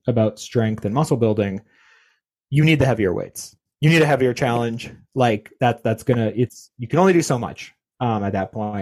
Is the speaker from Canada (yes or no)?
yes; Canada; I'm Canadian.